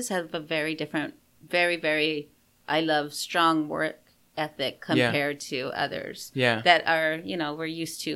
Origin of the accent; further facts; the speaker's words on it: San Antonio, Texas, United States; now in Fayetteville, United States; I'm originally from Texas, from San Antonio, so I thought about there because I have my family there